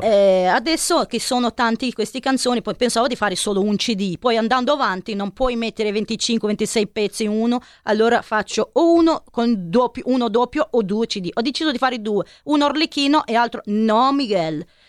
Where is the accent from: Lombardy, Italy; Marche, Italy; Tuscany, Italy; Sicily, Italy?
Lombardy, Italy; Milan; Mi sono milanese